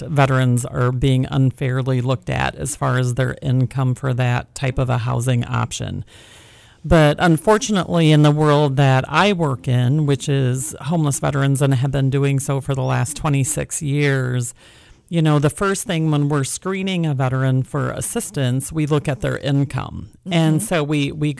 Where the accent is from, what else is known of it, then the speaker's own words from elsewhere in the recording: rural Wisconsin, United States; moved away as an adult; now in California, United States; I am not a native Californian. I actually grew up in rural Wisconsin